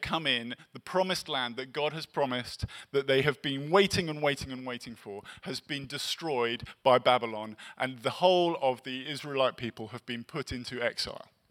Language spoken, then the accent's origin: English; England, United Kingdom; now in Los Angeles, United States; I'm English